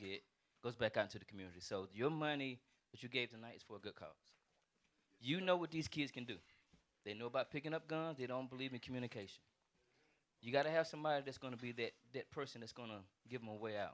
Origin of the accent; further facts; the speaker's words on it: Anderson, South Carolina, United States; we're from Anderson. We're from the south side of Anderson, which is the hood